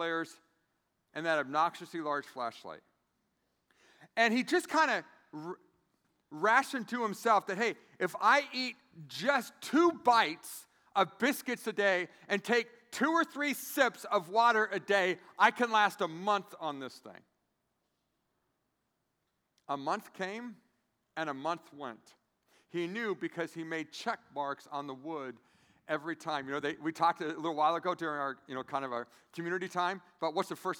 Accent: San Diego, California, United States; now in Grand Rapids, United States; I'm from San Diego, California.

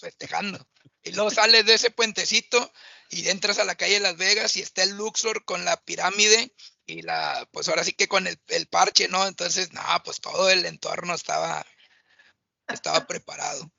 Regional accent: Mexico; uno como mexicano

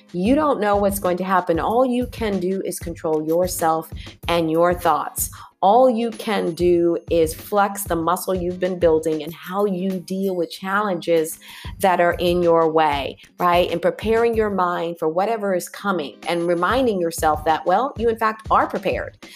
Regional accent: California, United States; moved away as an adult; also born or lived in Arizona / New York; I was raised in California, grew up with earthquakes, grew up doing earthquake drills

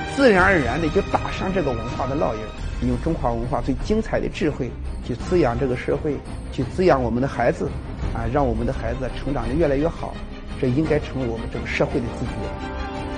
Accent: China; 作为一个中国人

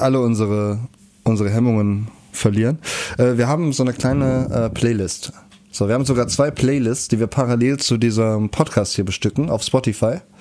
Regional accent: Kerpen, North Rhine-Westphalia, Germany; Wenn ich über mein Heimatdorf rede, Kerpen

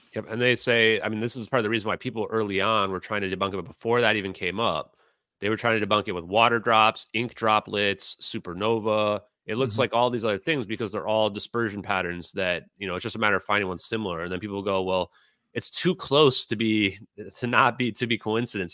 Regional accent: United States; I'm a healthy American

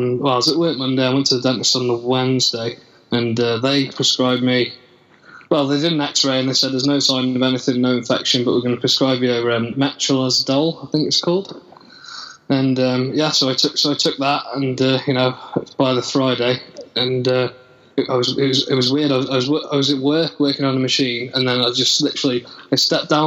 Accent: Telford, West Midlands, United Kingdom; I'm from the UK. I'm from Telford in Shropshire, not far from the main city in Birmingham

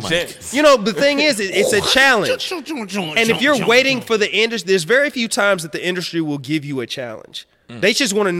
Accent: Midwest, United States; now in Atlanta, United States; I'm coming from the Midwest. I live in Atlanta, yeah, where it's, you know, it's different from the Midwest.

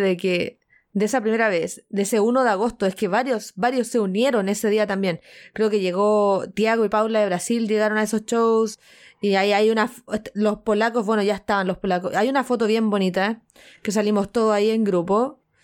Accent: Chile; soy chilena

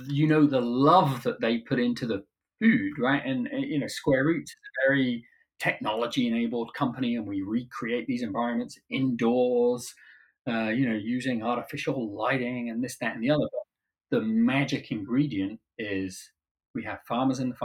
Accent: Cornwall, South West England, United Kingdom; moved away as an adult; now in United States; when I was growing up in Cornwall

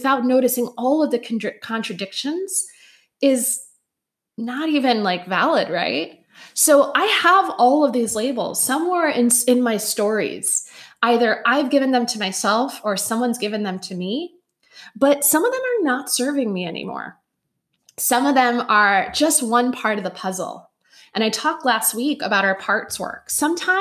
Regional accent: Chicago, Illinois, United States; I was raised in Chicago in 1985 to a Puerto Rican family.

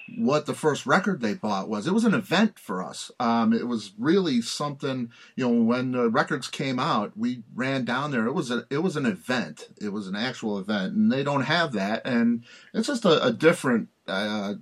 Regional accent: Chicago, Illinois, United States; also born or lived in Long Island; I grew up right there on the north side of Chicago

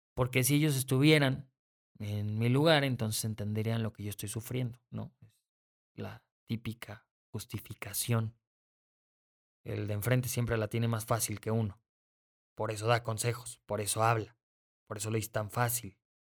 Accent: Mexico; soy mexicano.

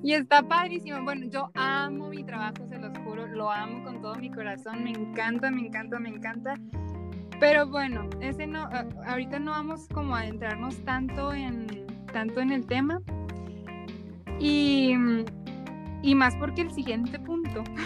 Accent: Mexico; somos de México

